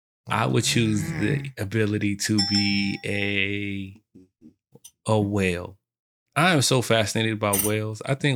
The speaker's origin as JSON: {"language": "English", "town": "New York City", "region": "New York", "country": "United States", "said": "Representing South Jamaica, Queens."}